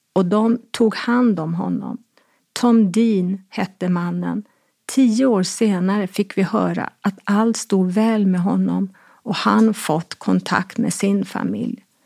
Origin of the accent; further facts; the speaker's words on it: Stockholm County, Sweden; also born or lived in Farsta / Brandbergen; Hemma i Sverige passerade tiden och jag växte upp.